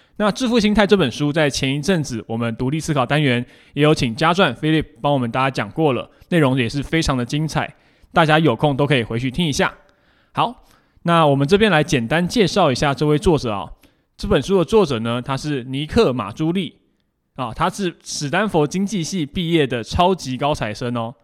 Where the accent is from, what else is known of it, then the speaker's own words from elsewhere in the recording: Taiwan; 我们台湾人很熟知的定时定额这样的一个概念